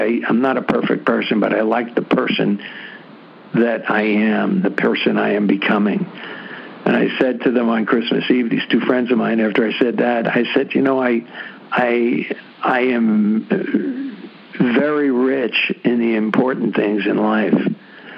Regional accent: New York City, New York, United States; I'm from the Bronx, New York

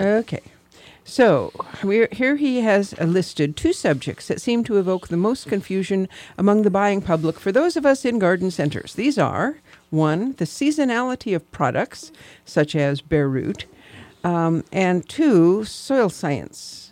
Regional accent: Michigan, United States; moved away; where I grew up back in Michigan

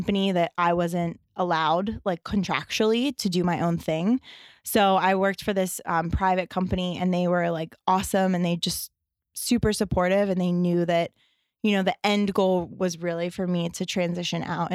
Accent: Pittsburgh, Pennsylvania, United States; moved away; also born or lived in Hoboken; I'm from the East Coast. I'm from Pittsburgh.

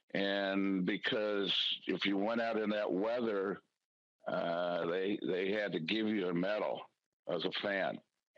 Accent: Southern California, United States; moved away as an adult; I grew up in Southern California watching this, giant Dodger games and seeing people with parkas and the freeze of the death up in supposedly sunny California

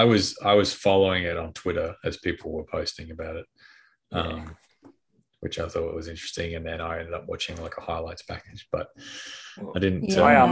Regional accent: Australia; as always, I'm joined by my fellow Aussies

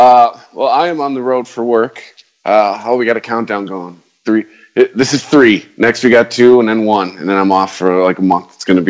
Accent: Detroit, Michigan, United States; I'm from Detroit

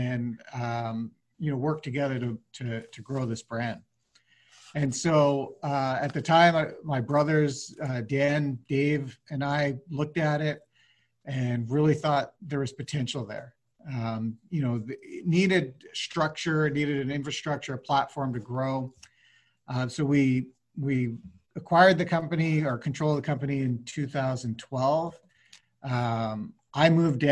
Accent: Vancouver, British Columbia, Canada; moved away; I'm actually originally from Vancouver, BC in Canada.

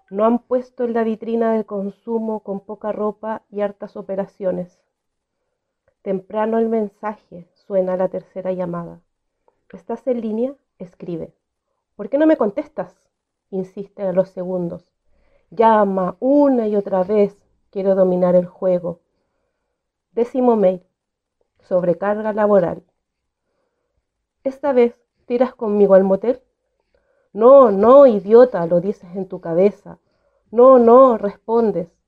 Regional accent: Arica, Arica y Parinacota, Chile; soy de Arica, Chile

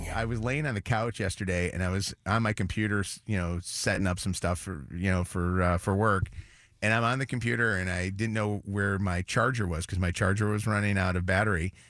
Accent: Illinois, United States; I grew up in Illinois

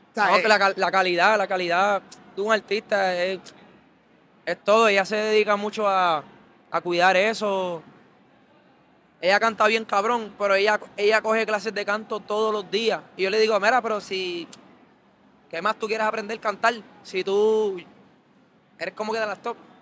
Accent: Carolina, Puerto Rico; yo soy de Carolina

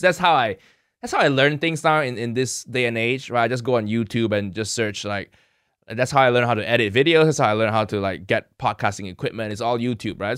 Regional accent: Kuala Lumpur, Malaysia; moved away as an adult; also born or lived in Chicago, United States; now in United Kingdom; I grew up in Malaysia, food heaven

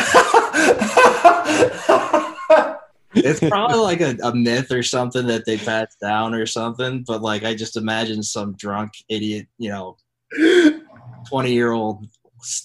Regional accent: Dayton, Ohio, United States; moved away; I grew up in Southern Ohio

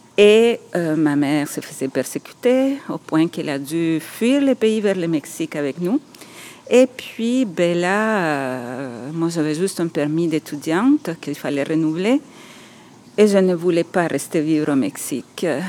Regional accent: El Salvador; first language Spanish; French is a second language; moved away as an adult; also born or lived in Mexico; now in Quebec, Canada; je suis née au Salvador. Ça, ça m'appartiendra toujours. C'est mes racines

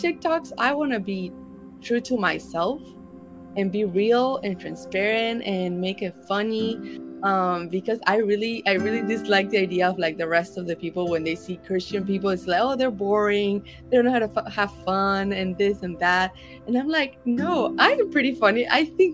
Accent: Argentina; I'm from Argentina

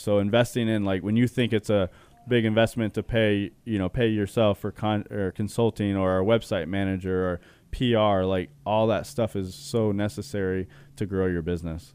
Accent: Chandler, Arizona, United States; I was born and raised in Arizona. Chandler specifically

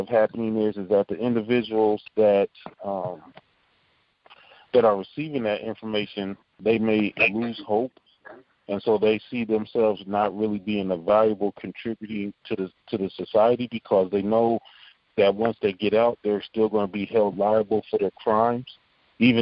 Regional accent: Omaha, Nebraska, United States; I grew up in Omaha, Nebraska, on 24th Street in a place called Logan Fontanelle Projects

